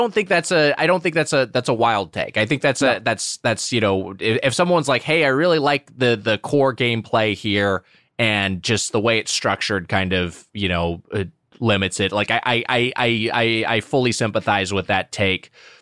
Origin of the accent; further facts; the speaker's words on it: Southern California, United States; I'm from Southern California, like Matt.